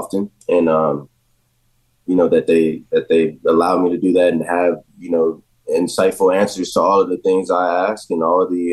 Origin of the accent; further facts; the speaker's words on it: Jacksonville, United States; moved away; growing up in Jacksonville